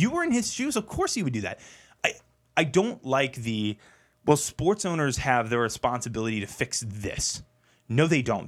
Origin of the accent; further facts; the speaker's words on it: Purcellville, Virginia, United States; I grew up in Percival. I've, I've been in Loudoun County most of my life